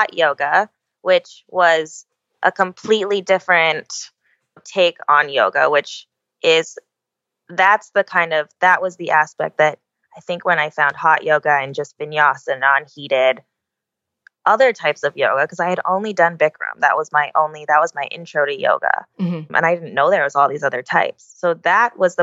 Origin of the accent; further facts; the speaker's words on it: Oahu, Hawaii, United States; I'm born and raised on Oahu